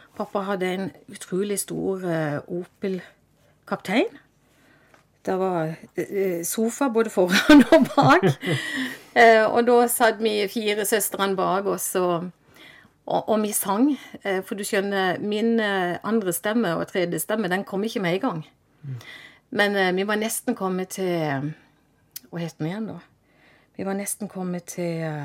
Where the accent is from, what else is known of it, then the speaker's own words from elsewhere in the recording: Vennesla, Agder, Norway; also born or lived in Kristiansand; jeg er født i Kristiansand, og jeg vokste opp i Eikelandsdalen i Vennesla